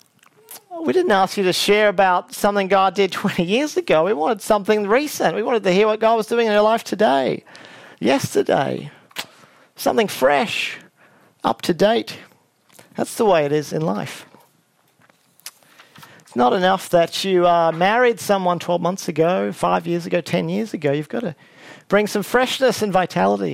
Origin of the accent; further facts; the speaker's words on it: Brisbane, Queensland, Australia; the other major campus in Brisbane, where I grew up